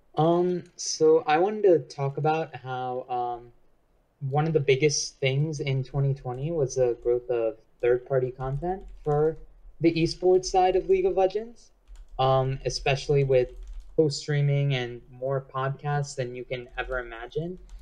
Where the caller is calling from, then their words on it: New York, United States; I'm calling from New York, New York